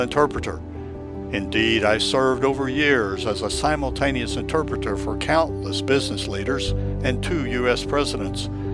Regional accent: Tokyo, Japan; English is a second language; moved away as an adult; also born or lived in United States; now in St. Augustine, United States; I am a Japanese American, born and raised in Tokyo, who moved to the United States in my early 20s

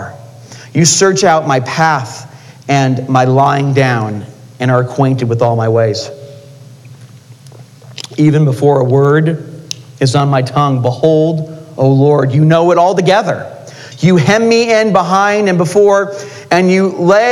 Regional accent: California, United States; now in Utah, United States; I'm from California

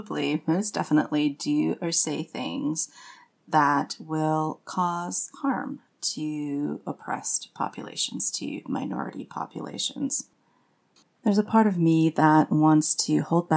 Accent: Canada; now in Austin, United States; I'm French Canadian. And my work is as a yoga therapist, writer, and witch. And I live with my family in Austin, Texas

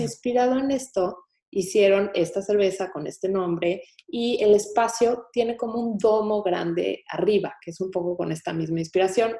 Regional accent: Mexico City, Mexico; now in Houston, United States; Yo como buena chilanga

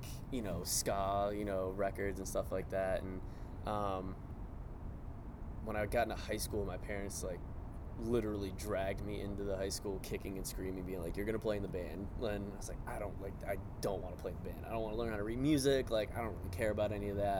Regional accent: Gaithersburg, Maryland, United States; also born or lived in Baltimore, Maryland; I'm actually from Gaithersburg, Maryland originally. So about an hour out. Went to school just outside of D.C.

